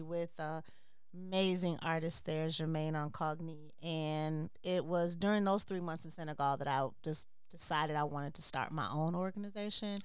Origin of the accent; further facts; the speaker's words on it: Chicago, Illinois, United States; also born or lived in Brooklyn, New York; I am from Chicago